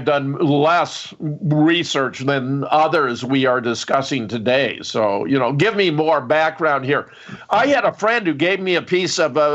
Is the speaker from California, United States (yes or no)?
yes; Pasadena, California, United States; I was born in California. I was born in Pasadena. I grew up in Southern California